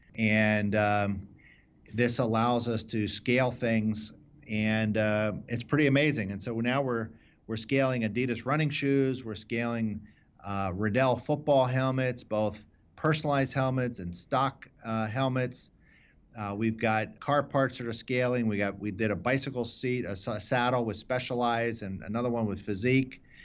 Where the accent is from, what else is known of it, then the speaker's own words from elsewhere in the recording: Philadelphia, Pennsylvania, United States; I grew up in the, in the suburbs of Philadelphia